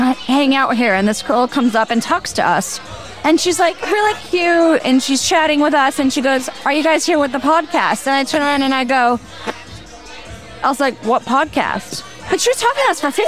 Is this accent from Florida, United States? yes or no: yes; Palm Beach Gardens, Florida, United States; also born or lived in Bosnia; I was raised in Palm Beach Garden.